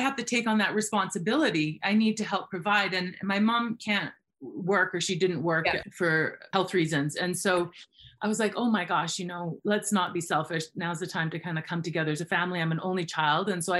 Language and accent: English; Fernie, British Columbia, Canada; I am Canadian, born and raised in a town called Fernie, British Columbia